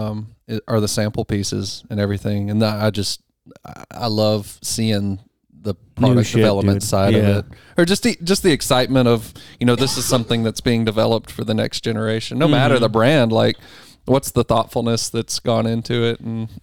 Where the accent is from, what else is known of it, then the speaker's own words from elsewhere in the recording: Texarkana, Texas, United States; Texas is a whole different country. Yeah. I was born in Texas.